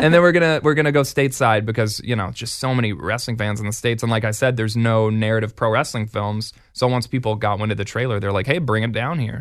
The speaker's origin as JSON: {"language": "English", "town": "Edmonton", "region": "Alberta", "country": "Canada", "tie": "born or raised there", "said": "my hometown is Edmonton"}